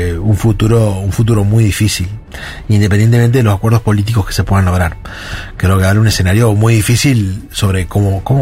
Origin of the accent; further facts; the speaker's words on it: Rosario, Santa Fe, Argentina; moved away as an adult; now in Buenos Aires, Argentina; del interior, vivo acá hace unos años, pero, yo soy rosarino